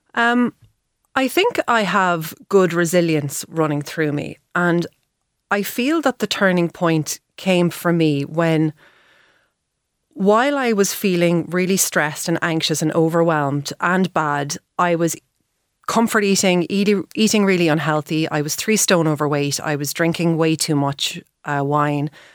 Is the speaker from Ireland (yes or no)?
yes; Dublin, Leinster, Ireland; moved away as an adult; also born or lived in Paris / Galway; I'm originally from Dublin